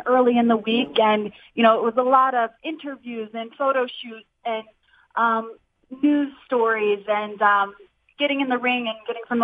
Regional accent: Central Florida, United States; I'm born and raised in Central Florida

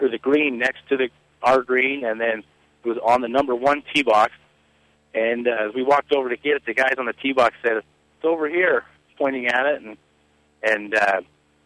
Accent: Layton, Utah, United States; So I'm from Layton, Utah, which is just north of Salt Lake City, and I still live there.

